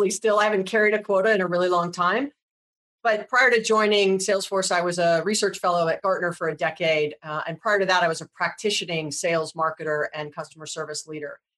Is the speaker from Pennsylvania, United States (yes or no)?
no; Hawaii, United States; I was born and raised in Hawaii